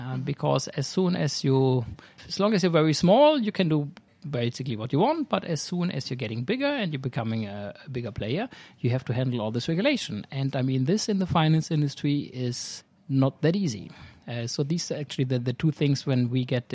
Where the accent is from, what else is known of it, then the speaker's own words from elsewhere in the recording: Germany; moved away as an adult; now in Sweden; I'm originally from Germany